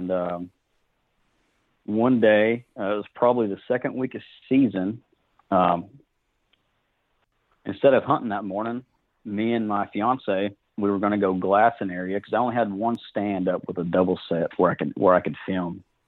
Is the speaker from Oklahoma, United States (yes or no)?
yes; Fort Gibson, Oklahoma, United States; now in Muskogee, United States; I'm from Fort Gibson, Oklahoma. I live in Muskogee now.